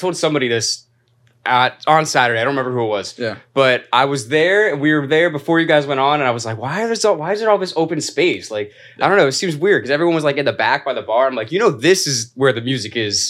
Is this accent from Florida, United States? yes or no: yes; Florida, United States; now in New York City, United States; I'm from Florida